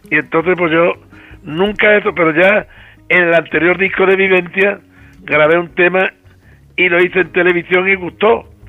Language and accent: Spanish; Jerez de la Frontera, Andalusia, Spain; moved away as an adult; also born or lived in Madrid; nací en la calle Encaramada, en esta misma calle, hombre, estoy viviendo en el 3, yo nací en el 16